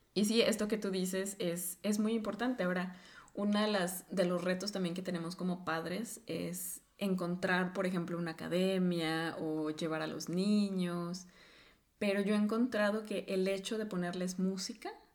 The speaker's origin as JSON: {"language": "Spanish", "country": "Mexico", "moved": "as an adult", "lives_now": "Norway", "said": "cuando hablo de, mi cultura o, del país de donde vengo, es, bienvenido porque lo asocian justamente con, una cultura muy rica en danza, en baile, y, que todavía lo sorprende cuando empezamos a hablar del folclore que tenemos en México"}